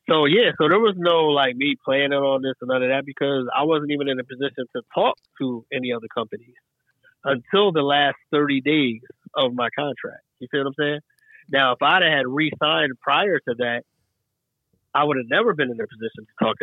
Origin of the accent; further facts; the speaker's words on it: East Coast, United States; Growing up, at least for me, growing up on the East Coast, I didn't know what the identity of Chicago was.